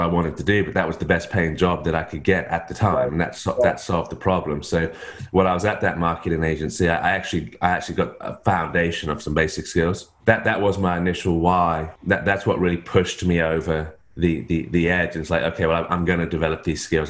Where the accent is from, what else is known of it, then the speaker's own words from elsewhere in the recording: England, United Kingdom; moved away as an adult; now in Australia; I'm in Australia, but I'm not Australian. My wife's Australian. I'm English.